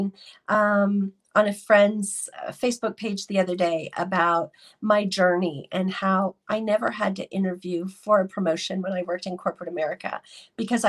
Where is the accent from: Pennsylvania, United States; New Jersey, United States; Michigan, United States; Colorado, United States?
Colorado, United States; Denver; I am from Denver, Colorado